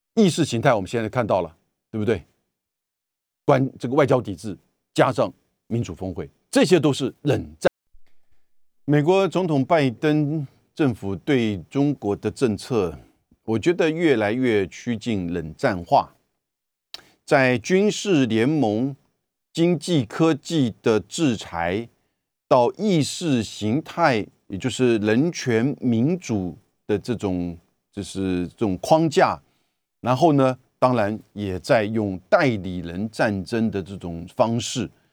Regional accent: Taiwan; 我们台湾这边

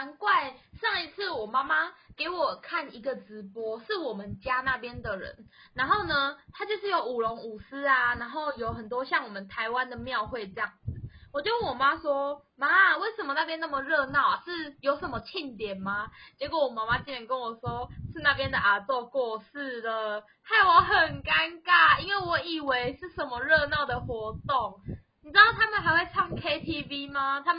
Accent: Vietnam; now in Taiwan; 在越南啊，其实我们只要回去，或甚至我们从越南回来的时候，我们家一定是爆满的哦

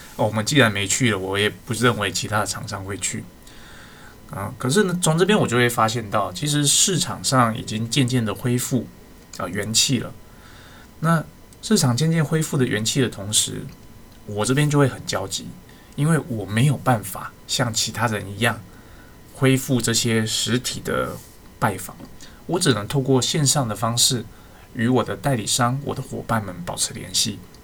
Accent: Taiwan; 我们生在台湾

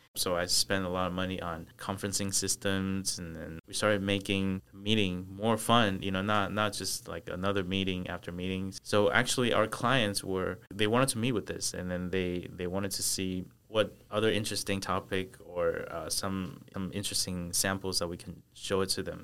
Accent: United States; born or raised there; moved away as an adult; also born or lived in Taichung, Taiwan; now in Taiwan

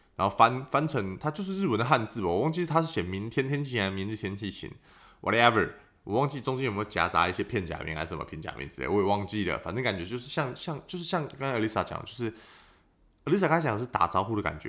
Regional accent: Taoyuan, Taiwan; 我那时候，我桃园人嘛

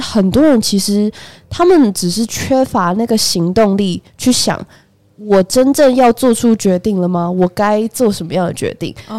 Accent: Taipei, Taiwan; 我本人是土生土长台北人

